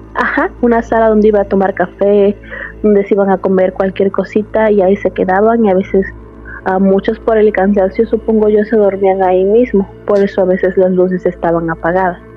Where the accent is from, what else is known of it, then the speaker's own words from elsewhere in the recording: Veracruz, Mexico; moved away as an adult; now in Austin, United States; De México, del puerto de Veracruz